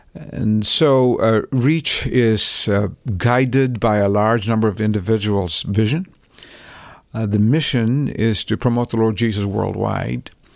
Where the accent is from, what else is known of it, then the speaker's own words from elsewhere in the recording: Chennai, Tamil Nadu, India; moved away; I grew up in Chennai